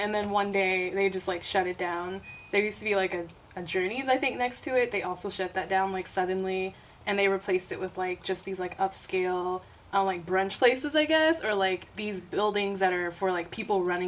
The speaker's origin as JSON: {"language": "English", "region": "South Carolina", "country": "United States", "also_born_or_lived": "Uptown, Chicago", "moved": "yes", "lives_now": "Chicago, United States", "said": "I live in Uptown, but I'm actually from South Carolina"}